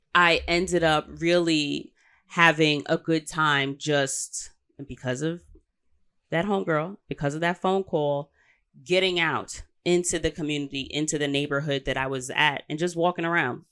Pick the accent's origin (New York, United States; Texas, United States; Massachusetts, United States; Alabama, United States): New York, United States; I'm saying this as a New Yorker